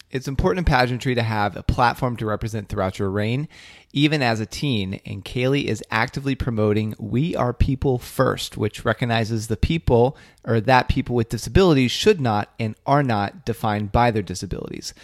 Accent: Ohio, United States; now in Boston, United States; my hometown back in ohio

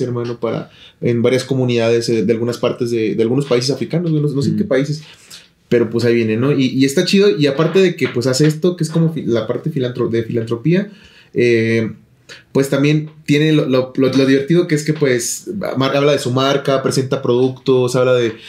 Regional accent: Nayarit, Mexico; moved away; yo nací en Nayarit

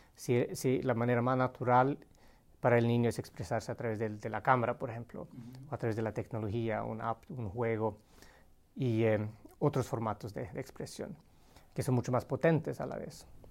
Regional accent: Sweden; moved away as an adult; also born or lived in Colombia; nací y crecí en Suecia con una mamá finlandesa

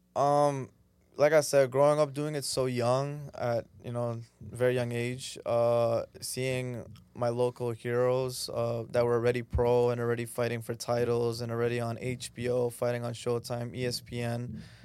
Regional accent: Danbury, Connecticut, United States; moved away as an adult; now in Toronto, Canada; I was born in Toronto, Canada, but when I was four, my family took me to live in, uh, in, in, in Connecticut, uh, Danbury, specifically the city.

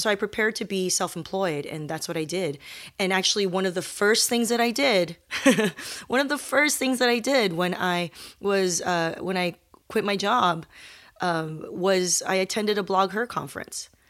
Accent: Torrance, California, United States; the South Bay of Los Angeles, which is where I grew up

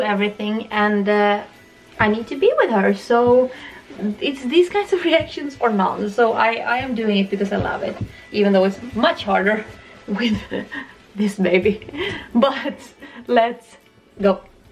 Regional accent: Sweden; We are from Sweden.

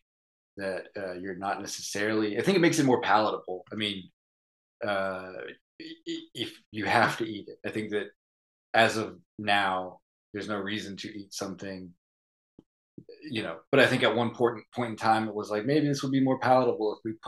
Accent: Kannapolis, North Carolina, United States; now in Philadelphia, United States; I'm from more of like the Piedmont central area, but a lot of my family grew up in Western North Carolina and moved to the town that I am from, which is like this small mill town, Kannapolis

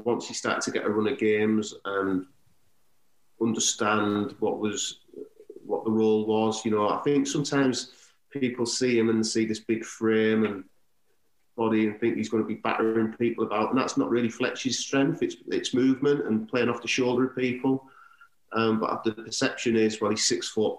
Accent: Middlesbrough, North East England, United Kingdom; my hometown club

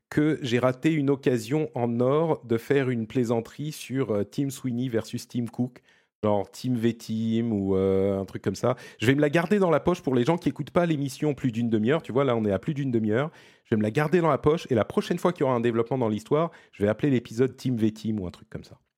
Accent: Italy; French is a second language; les gens vont se rendre compte que je suis un vrai Italien.

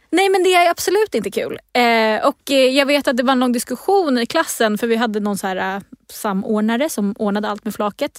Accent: Stockholm, Stockholm County, Sweden; i Stockholm, där jag är ifrån

